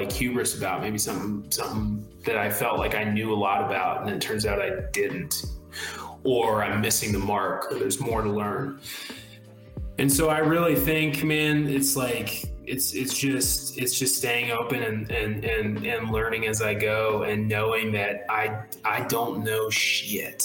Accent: South Carolina, United States; born or raised there

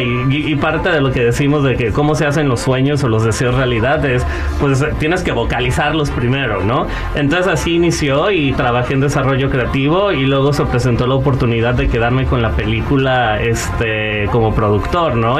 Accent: Guadalajara, Jalisco, Mexico; moved away; vengo de Guadalajara

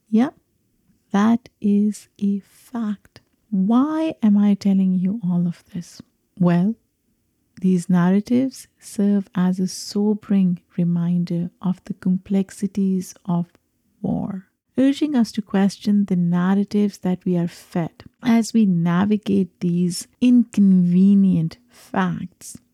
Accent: Pakistan; now in United States; I am a Pakistani immigrant

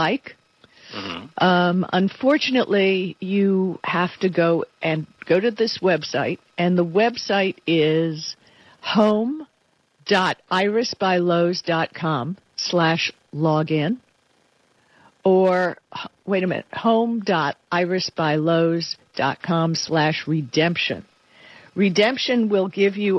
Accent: Miami Beach, Florida, United States; moved away; I grew up on Miami Beach

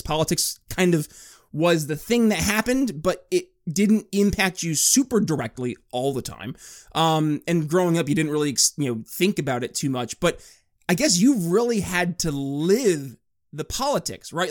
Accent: northern New York, United States; now in Indiana, United States; I was born and raised in New York State

